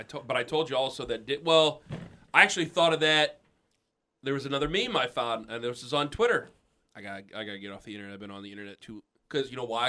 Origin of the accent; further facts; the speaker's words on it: Perry Township, Ohio, United States; I'm from Perry Township